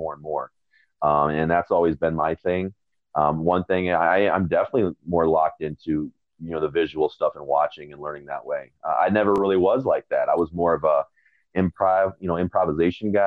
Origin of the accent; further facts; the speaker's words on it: Michigan, United States; I grew up in Michigan.